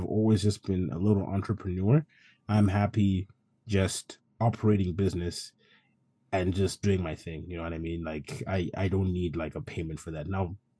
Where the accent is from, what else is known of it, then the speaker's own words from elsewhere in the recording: Zimbabwe; born there; So, it all started like when I was born. I was born in Zimbabwe.